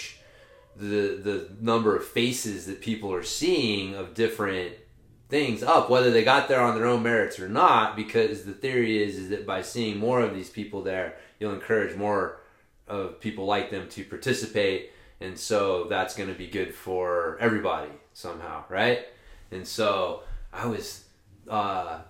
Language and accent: English; Oklahoma, United States; I'm from Oklahoma